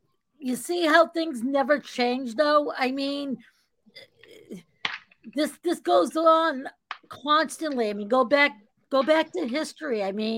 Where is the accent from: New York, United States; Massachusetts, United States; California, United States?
Massachusetts, United States; having been born and raised in Massachusetts